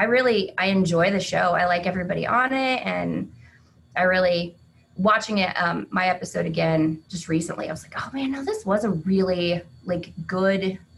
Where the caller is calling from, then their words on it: Iola, Kansas, United States; I'm joining you from Iola, Kansas.